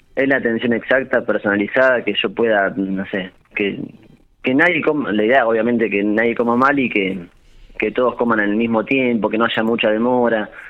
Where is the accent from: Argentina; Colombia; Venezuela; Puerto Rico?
Argentina; General Pico, La Pampa; moved away; also born or lived in Santa Rosa / Intendente Alvear; Yo soy nacido en Pico